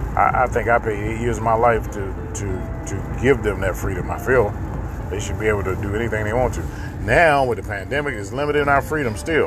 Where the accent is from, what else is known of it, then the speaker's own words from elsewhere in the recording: the South, United States; even I grew up in the South